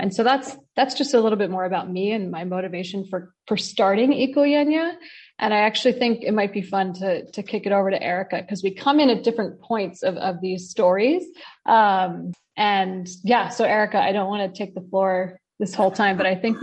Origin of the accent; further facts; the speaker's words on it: New York tri-state region, United States; accent: American; moved away; also born or lived in California; I grew up really in the tri-state region